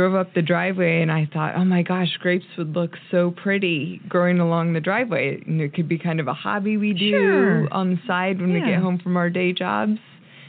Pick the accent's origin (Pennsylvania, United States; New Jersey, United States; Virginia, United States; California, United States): California, United States; moved away as an adult; also born or lived in Kansas City, Missouri; now in Weston, United States; I grew up in California